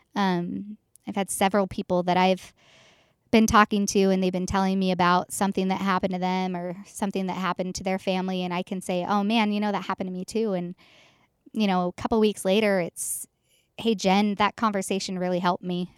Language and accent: English; Boise, Idaho, United States; I'm from Boise, Idaho, born and raised.